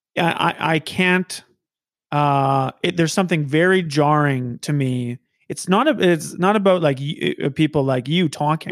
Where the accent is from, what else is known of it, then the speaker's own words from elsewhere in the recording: Saskatoon, Saskatchewan, Canada; moved away as an adult; now in Regina, Canada; I, I moved to Regina. So I'm, I'm from Saskatoon